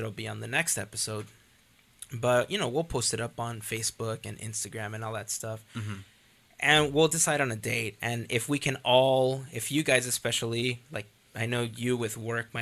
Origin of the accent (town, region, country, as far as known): Los Angeles, California, United States; born or raised there